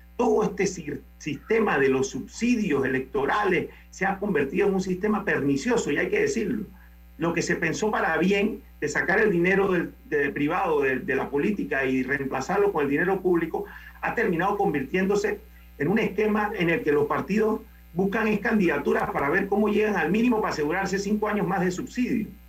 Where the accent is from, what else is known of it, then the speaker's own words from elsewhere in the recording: Panama; como panameños